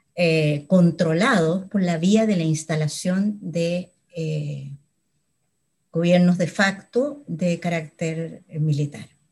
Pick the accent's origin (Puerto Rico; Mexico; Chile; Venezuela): Chile; nunca me fui de Chile